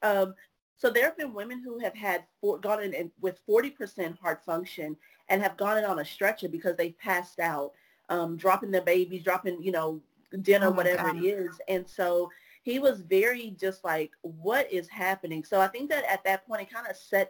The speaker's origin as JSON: {"language": "English", "town": "Orange", "region": "Texas", "country": "United States", "tie": "born or raised there", "moved": "yes", "said": "Hurricane Harvey was hitting my hometown, or was on its way to hit my hometown. So my mama had to leave my family back in Orange"}